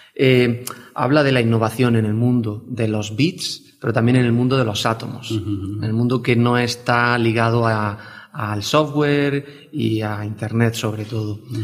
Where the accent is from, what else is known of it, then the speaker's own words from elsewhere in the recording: Tabernas, Andalusia, Spain; Yo soy del desierto de Tabernas, de, Almería, y de un pueblo muy pequeño